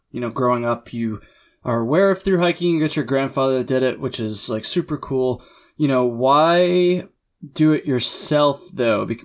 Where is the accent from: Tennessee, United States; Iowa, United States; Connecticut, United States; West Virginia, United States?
Connecticut, United States; born or raised there; moved away as an adult; now in San Diego, United States